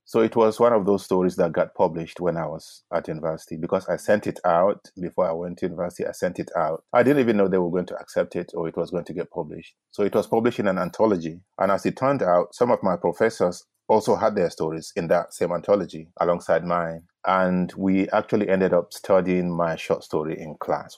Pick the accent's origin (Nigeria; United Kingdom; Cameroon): Nigeria; Gombe State; also born or lived in Bauchi; I'm from Gombe State